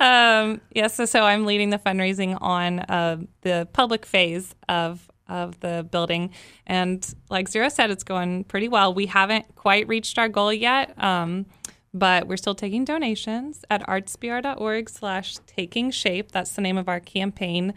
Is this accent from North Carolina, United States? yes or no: no; Dallas, Texas, United States; moved away as an adult; now in Baton Rouge, United States; I'm from Texas. I'm not from here.